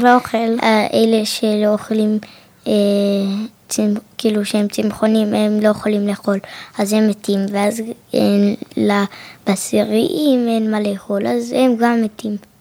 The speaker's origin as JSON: {"language": "Hebrew", "town": "Jerusalem", "region": "Jerusalem District", "country": "Israel", "said": "אני מ, אה, מירושלים"}